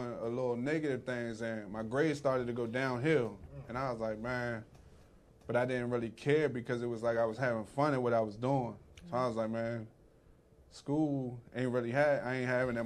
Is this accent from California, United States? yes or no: no; Morningside, Maryland, United States; also born or lived in Camp Springs, Maryland; I was born, you know, right there on Camp Springs, you know, Malcolm Grow Hospital. I grew up in Morningside